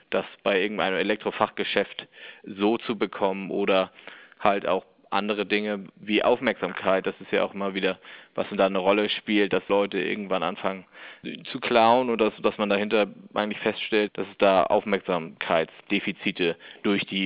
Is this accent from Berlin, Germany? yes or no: no; Hamburg, Germany; Da kann ich als Hamburger zum Beispiel sagen, die Vergnügungsmeile St. Pauli, die Reeperbahn